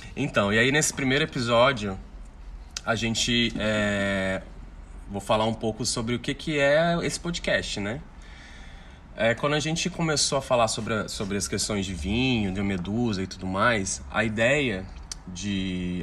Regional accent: Brazil; a gente é brasileiro

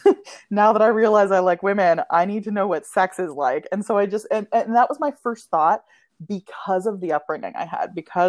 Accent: Ottawa, Ontario, Canada; also born or lived in Kitchener, Ontario; I grew up in Ottawa, Canada's capital.

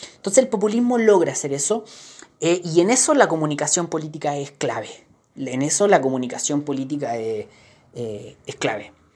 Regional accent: Chile; para nosotros eh, con una cultura política como la chilena

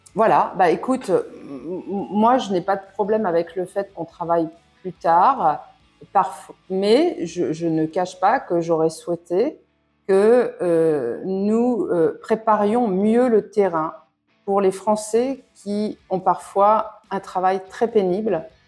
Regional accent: France; moved away; je suis française de l'étranger

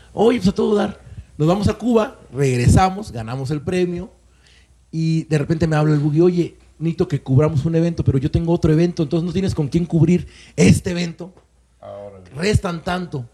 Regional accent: Córdoba, Veracruz, Mexico; moved away as an adult; also born or lived in Puebla; yo soy de Córdoba, Veracruz, y llego a Puebla junto con mi hermano a estudiar esa licenciatura

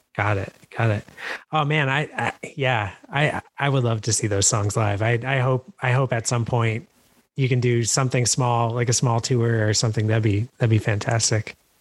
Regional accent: New York, United States; moved away as an adult; now in Philadelphia, United States; I, I guess I, have spent most of my life in New York. I live in Philly now

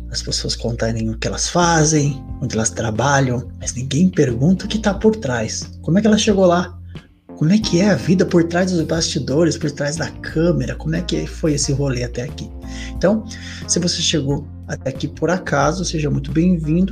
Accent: Jacareí, São Paulo, Brazil; eu sou de Jacareí, interior de São Paulo

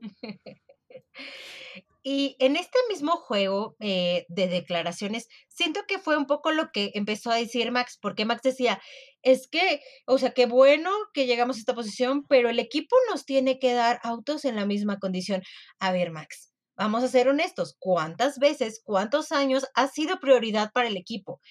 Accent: Mexico; como mexicana

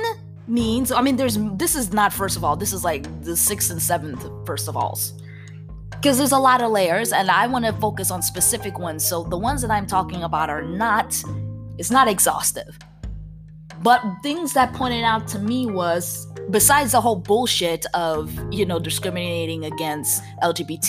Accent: New Jersey, United States; accent: Jersey; my Jersey accent

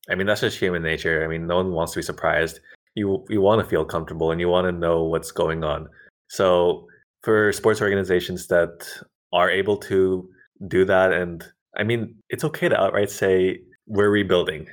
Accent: Central California, United States; also born or lived in Bakersfield; now in Northern California, United States; I was born in Central California

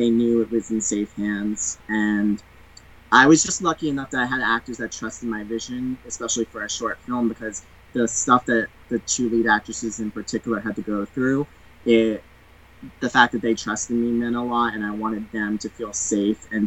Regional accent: United States; I'm American

